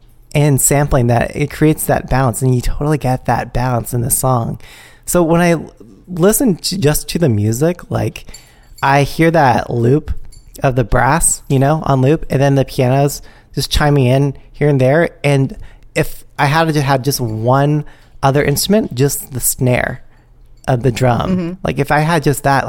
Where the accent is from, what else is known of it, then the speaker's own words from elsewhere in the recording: the Bay Area, California, United States; I'm from the Bay where we get hyphy and get down